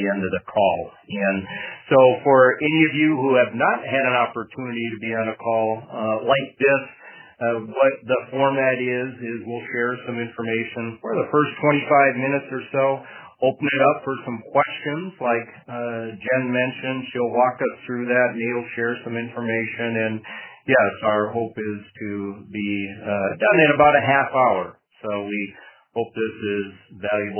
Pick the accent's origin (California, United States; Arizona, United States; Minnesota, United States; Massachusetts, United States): Minnesota, United States; Madison; my hometown, Madison, Minnesota